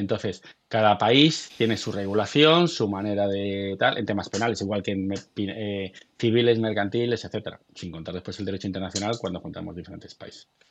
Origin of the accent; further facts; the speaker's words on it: Galicia, Spain; yo soy gallego